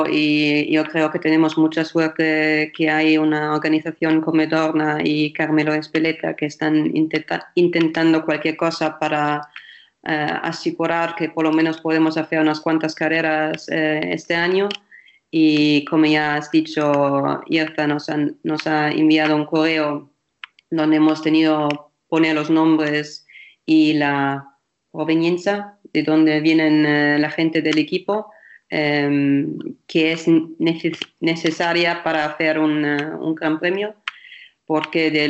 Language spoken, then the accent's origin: Spanish; Germany; Spanish is a second language; lo bueno es porque soy alemana, que el otro día en Alemania han dicho